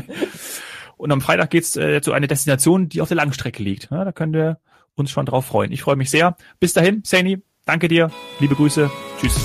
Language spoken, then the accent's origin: German; Kassel, Hesse, Germany; aus meiner Heimatregion Kassel-Calden